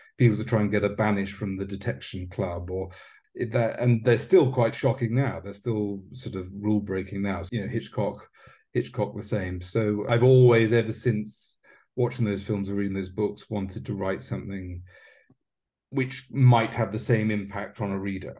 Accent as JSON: {"language": "English", "country": "United Kingdom", "said": "as a British writer"}